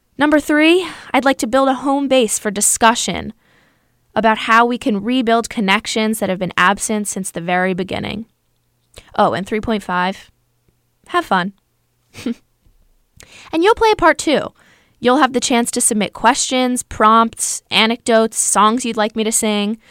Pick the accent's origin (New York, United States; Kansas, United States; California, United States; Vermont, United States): New York, United States; New York City; I'm from New York City.